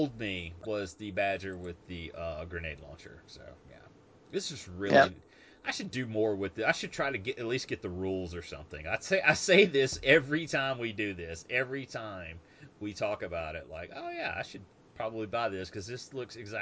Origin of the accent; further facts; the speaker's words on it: United States; I'm an American